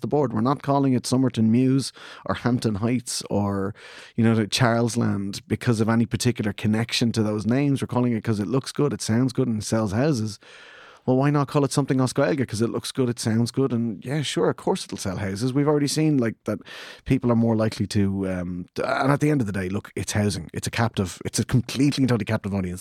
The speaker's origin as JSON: {"language": "English", "town": "Clondalkin", "region": "Leinster", "country": "Ireland", "tie": "born or raised there", "said": "we grew up in the same housing estate in Clondalkin"}